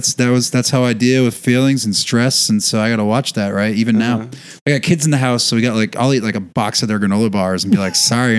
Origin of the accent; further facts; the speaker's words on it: New Hampshire, United States; I'm just from New Hampshire.